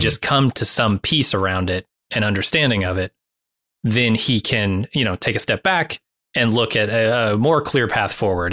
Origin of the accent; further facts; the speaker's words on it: United States; living as an American right now